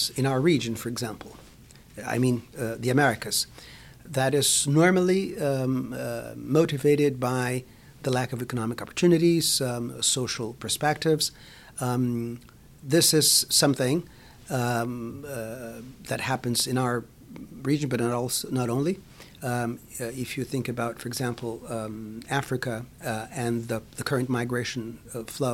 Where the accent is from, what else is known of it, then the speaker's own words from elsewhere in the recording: Rio de Janeiro, Brazil; moved away as an adult; now in New York City, United States; I come from Rio